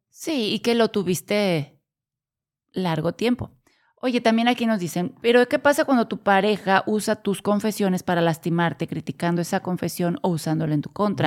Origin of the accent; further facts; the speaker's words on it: Mexico; also born or lived in Corregidora, Querétaro; Somos de México y vivimos en, Querétaro, corregidora Querétaro.